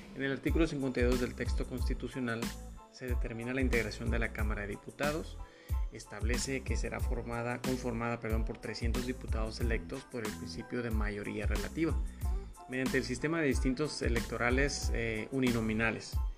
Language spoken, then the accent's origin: Spanish; Mexico; Nosotros como mexicanos